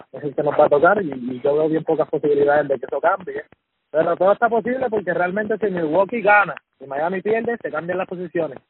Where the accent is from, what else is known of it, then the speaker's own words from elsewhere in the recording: Puerto Rico; yo soy puertorriqueño